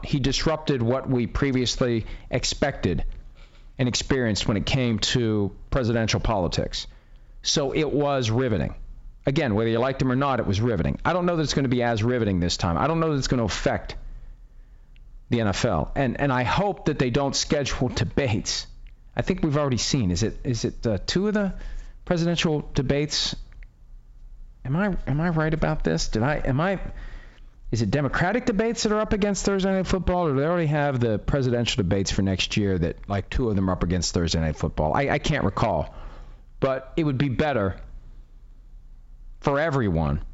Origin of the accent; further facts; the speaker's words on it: Ohio, United States; I was born in Belair Hospital in Ohio